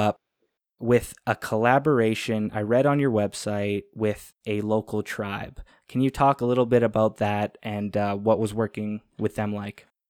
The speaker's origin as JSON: {"language": "English", "country": "Canada", "said": "I'm a Canadian. I'm 26"}